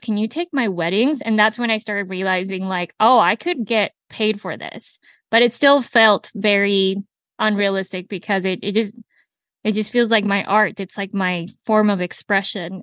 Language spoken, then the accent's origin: English; Salt Lake City, Utah, United States; first language Spanish; English is a second language; also born or lived in Colombia; I'm Latina who grew up in Salt Lake City, Utah